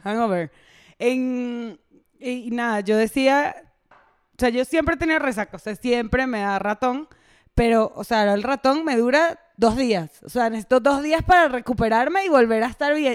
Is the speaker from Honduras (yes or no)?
no; Venezuela; accent: Venezuelan; now in Mexico; Yo soy venezolana, venezolanísima